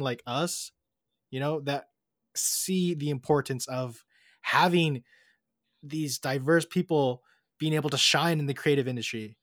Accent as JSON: {"language": "English", "country": "United States", "tie": "born or raised there", "said": "I grew up here in America"}